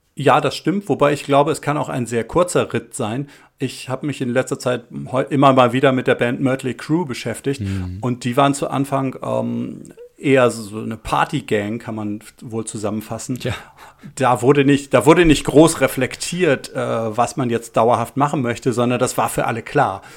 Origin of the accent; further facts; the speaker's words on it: Hamburg, Germany; wir sind in Hamburg Innsbruck aufgewachsen